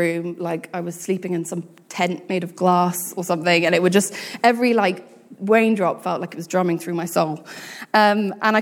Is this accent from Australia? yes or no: no; United Kingdom; being British, we